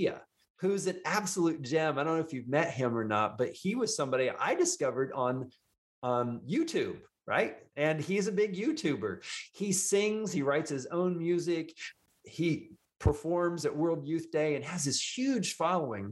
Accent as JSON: {"language": "English", "region": "Indiana", "country": "United States", "tie": "born or raised there", "moved": "yes", "lives_now": "Houston, United States", "said": "the farmer's kid from Indiana, which I am"}